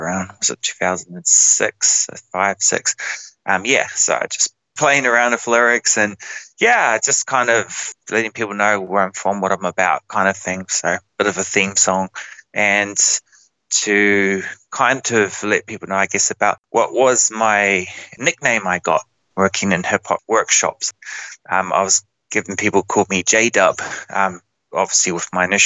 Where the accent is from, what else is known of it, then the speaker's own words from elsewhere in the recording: New Zealand; moved away as an adult; now in Australia; I'm from New Zealand